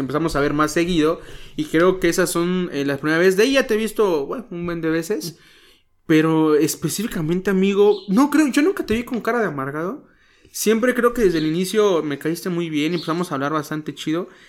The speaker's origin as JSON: {"language": "Spanish", "town": "Chilpancingo", "region": "Guerrero", "country": "Mexico", "tie": "born or raised there", "moved": "yes", "lives_now": "Cuernavaca, Mexico", "said": "nací en Chilpancingo, Guerrero"}